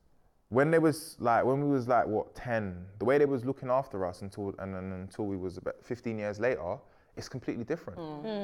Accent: Sierra Leone; I'm from Sierra Leone, bro. My dad was not speaking like that.

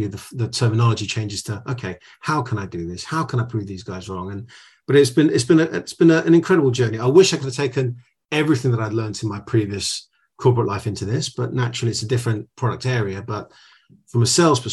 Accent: United Kingdom; first generation, born in the UK. I'm a British Greek, as it were. My dad came on a boat

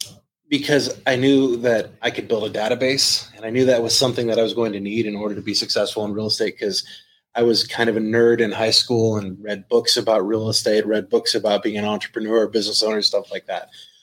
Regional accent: Southern California, United States; moved away as an adult; now in Texas, United States; I grew up in Southern California

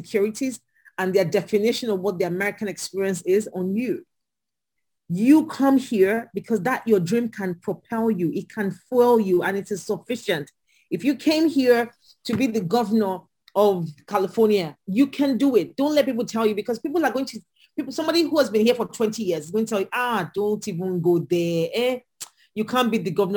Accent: Nigeria; moved away as an adult; also born or lived in Lagos, Nigeria / Atlanta, United States; now in United States; I'm Nigerian

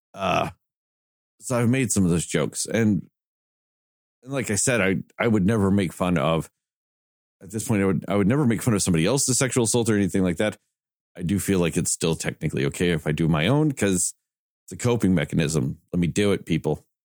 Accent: the South, United States; we're all from the South

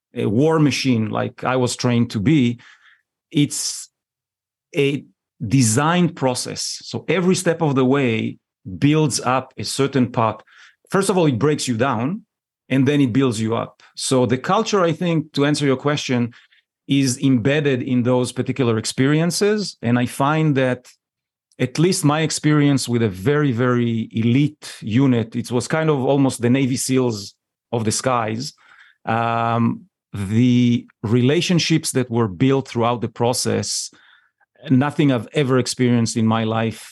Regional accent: Israel; born and raised in Israel

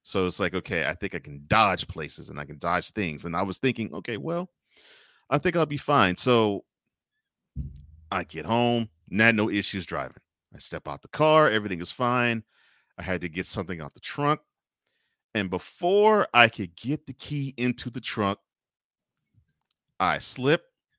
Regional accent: Houston, Texas, United States; I grew up in Houston, so there's not as many people that's in the area, but the city's huge.

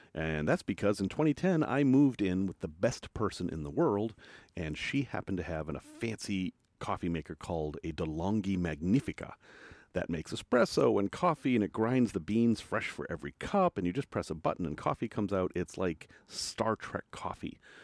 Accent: United States; I'm from America

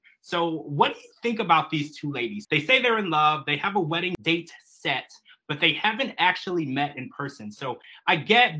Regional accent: United States; as an American

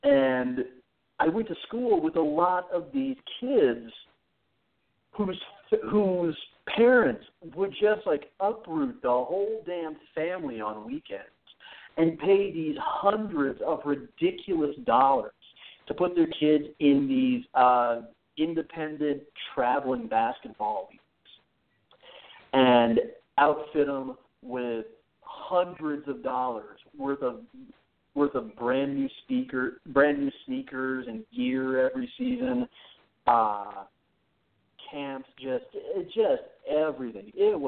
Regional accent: Mitchell, South Dakota, United States; For a number of years when I grew up in Mitchell, South Dakota. To a lot of people, that's a totally inconsequential town. To some people, that is, that's the home of the world's only corn palace.

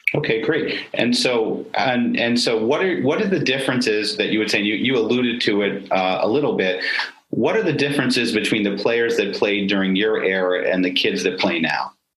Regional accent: Syracuse, New York, United States; I grew up in Syracuse also

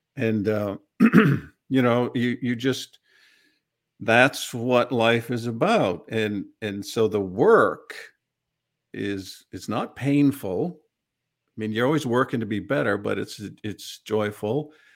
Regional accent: Bradford, Maine, United States; now in Central Pennsylvania, United States; I was born in Maine, brought up on a dairy farm in a small community, Bradford, Maine.

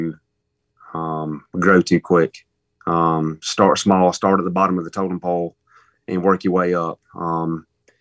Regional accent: Warren County, Georgia, United States; that's where I killed my first deer, Warren County. Graduated in Warren County, okay. Broward Academy.

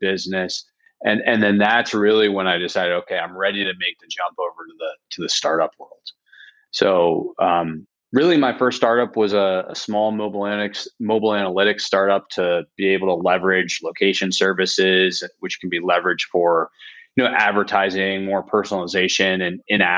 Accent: Annapolis, Maryland, United States; moved away as an adult; also born or lived in Delaware / San Francisco; I grew up on the East Coast back in Annapolis

